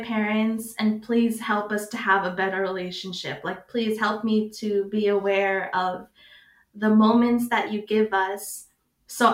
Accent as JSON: {"language": "English", "country": "United States", "tie": "born or raised there", "said": "me growing up in America"}